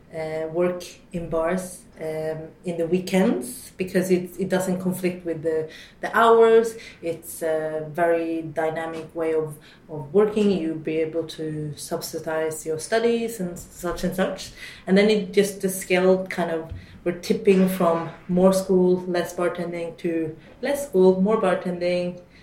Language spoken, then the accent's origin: English; Oslo, Norway; also born or lived in London, United Kingdom; I grew up in Oslo, um, majority of the time, um, specifically a little bit outside uh, for the first 14 years